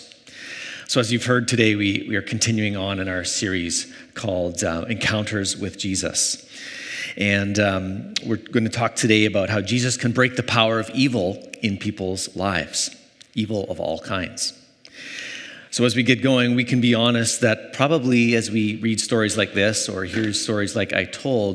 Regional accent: Canada; Growing up in Canada

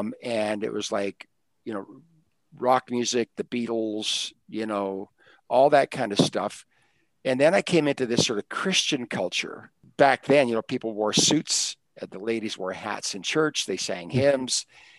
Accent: Canada; I'm Canadian, so I'm part of Canadian culture.

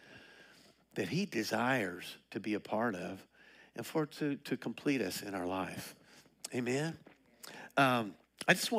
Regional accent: Colorado, United States; now in Liberty Hill, United States; I'm from Colorado

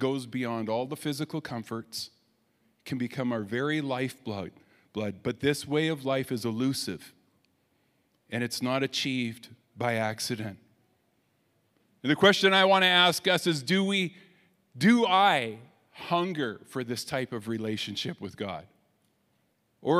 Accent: Canada; we're Canadian

